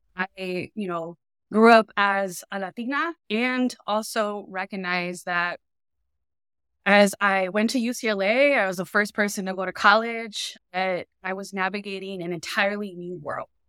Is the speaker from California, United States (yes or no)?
yes; Inglewood, California, United States; I grew up in Inglewood, California, which is a community right outside of the L